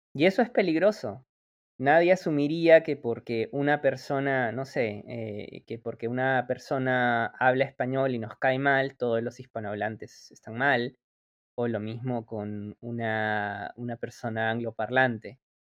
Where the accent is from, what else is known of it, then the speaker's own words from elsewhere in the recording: Peru; nuestro país